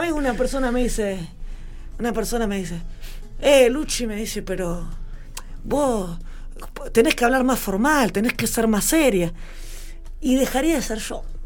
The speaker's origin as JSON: {"language": "Spanish", "town": "Victorica", "region": "La Pampa", "country": "Argentina", "tie": "born or raised there", "said": "ser una joven de un pueblo muy chico, mi pueblo tiene 6.000 habitantes, o sea, yo soy victorica"}